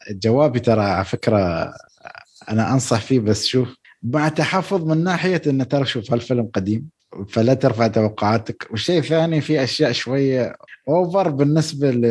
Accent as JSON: {"language": "Arabic", "country": "Syria", "said": "بس انا سوري"}